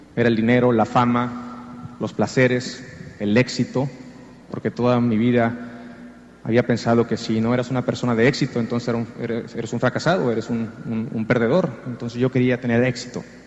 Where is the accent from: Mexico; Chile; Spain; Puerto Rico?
Mexico; Jicotenca, Tamaulipas; moved away as an adult; also born or lived in Mexico City / Miami; now in Los Angeles, United States; Soy originario de un pueblo llamado Jicotenca, en el estado de Tamaulipas, en el norte de México. A la edad de 18 años más o menos me mudé a la Ciudad de México